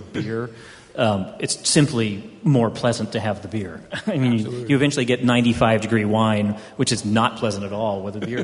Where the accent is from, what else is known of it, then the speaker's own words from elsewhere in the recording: Houston, Texas, United States; I grew up in Houston, Texas, which was built on a swamp